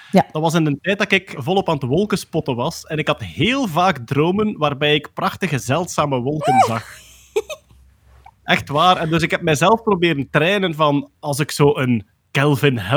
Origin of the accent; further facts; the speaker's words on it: Belgium; Altijd tof hè, als wij als Belgen bevestiging krijgen dat we bestaan.